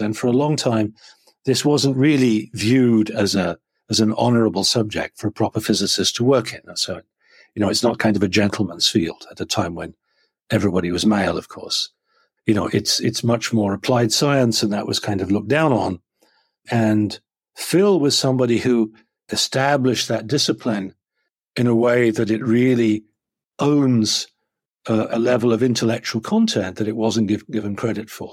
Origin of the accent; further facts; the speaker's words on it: a farm a little bit south of London, South East England, United Kingdom; now in Chicago, United States; I grew up on a farm, um, uh, a little bit south of London, not very far away